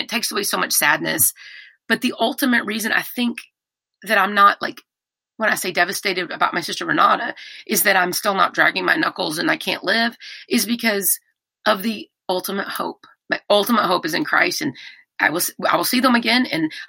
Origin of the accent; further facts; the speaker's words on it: Texas, United States; I'm from Texas. We do that stuff here